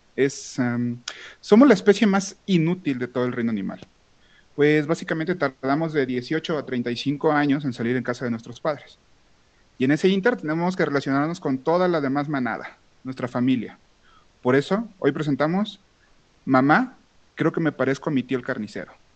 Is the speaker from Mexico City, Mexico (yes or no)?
no; Manzanillo, Colima, Mexico; moved away; yo no vivo actualmente donde, de donde soy, soy de, soy de Manzanillo, si existe Colima